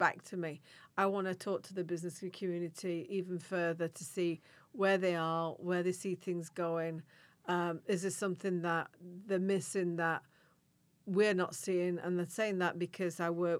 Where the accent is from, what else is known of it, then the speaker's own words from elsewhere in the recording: Yorkshire and the Humber, United Kingdom; moved away; in Yorkshire, which is the region I come from